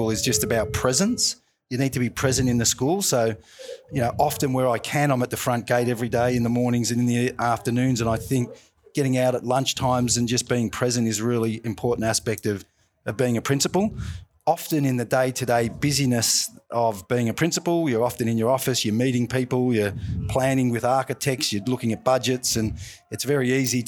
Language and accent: English; Melbourne, Victoria, Australia; And I grew up in Deer Park, not too far from here in Caroline Springs.